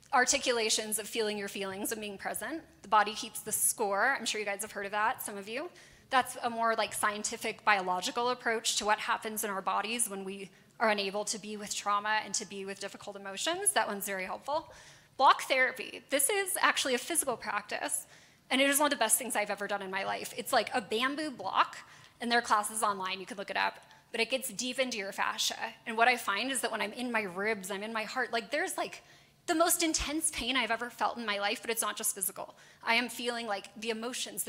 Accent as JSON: {"language": "English", "town": "Los Angeles", "region": "California", "country": "United States", "said": "I'm from Los Angeles"}